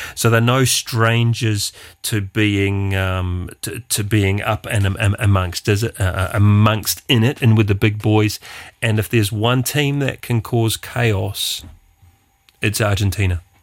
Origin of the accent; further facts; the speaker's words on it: New Zealand; being a Kiwi